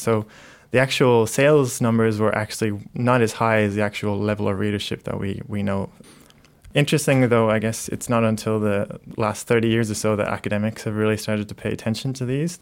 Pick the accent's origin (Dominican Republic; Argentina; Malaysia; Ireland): Ireland; moved away; I grew up in Ireland